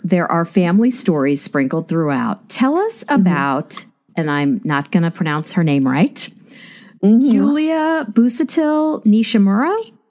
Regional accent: Kansas, United States; I grew up in Kansas

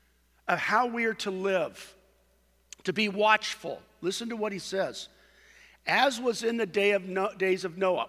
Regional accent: Costa Mesa, California, United States; the community I grew up in Costa Mesa

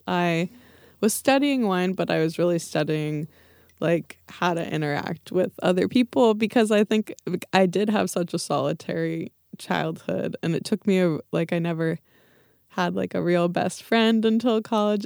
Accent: Livermore, California, United States; I grew up in the, we called it, like, the East East Bay, so, um, the suburbs, uh, in Livermore

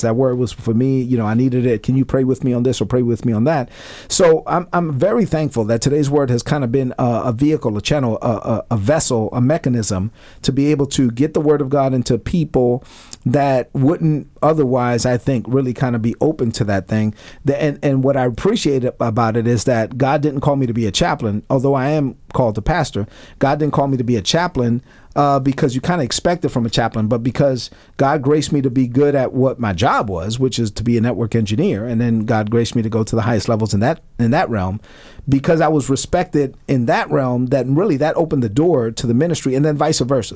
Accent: New York City, New York, United States; growing up in Brooklyn, my, my mother came to this country in 1970.

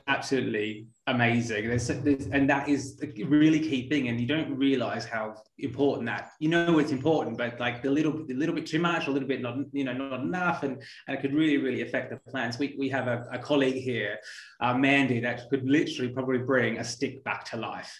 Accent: Australia; growing up in Australia as well

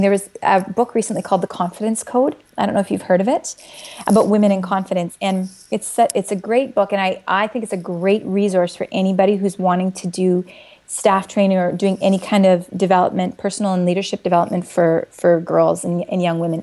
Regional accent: Saskatchewan, Canada; moved away; I'm originally from Saskatchewan

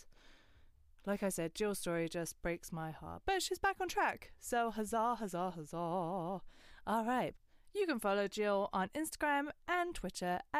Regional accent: Westcliff-on-Sea, East of England, United Kingdom; also born or lived in Grays, Thurrock; I was born in Thurrock, in Grays. And then we moved to Westcliff when I was three. So I lived right next to Chalkwell Park.

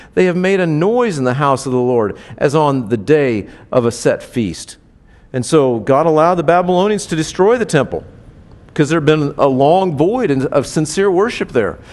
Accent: Indianapolis, Indiana, United States; I grew up in Indianapolis

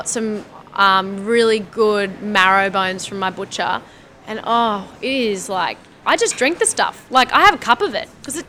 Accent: Singapore; moved away; because I grew up in Singapore and my mom is an amazing Asian food cook.

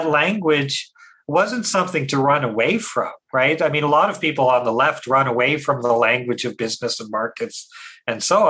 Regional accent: Saskatchewan, Canada; growing up in Saskatchewan

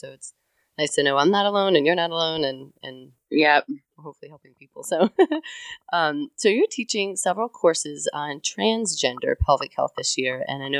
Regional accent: Connecticut, United States; now in the South, United States; I've lived in the South. So I don't know the difference. Like I come from Connecticut, so I've never worked in New England.

